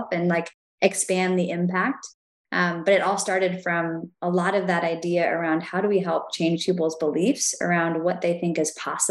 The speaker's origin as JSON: {"language": "English", "town": "Willits", "region": "California", "country": "United States", "tie": "born or raised there", "said": "I grew up on an organic farm, 40 acres, Northern California"}